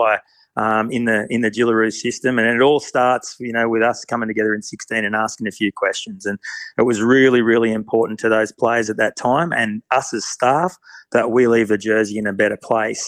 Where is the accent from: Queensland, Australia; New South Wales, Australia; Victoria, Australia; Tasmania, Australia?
New South Wales, Australia; Erina; moved away as an adult; also born or lived in Bathurst / Orange / Canberra; I grew up on the Central Coast and played a lot of soccer, actually, and ended up out west in Bathurst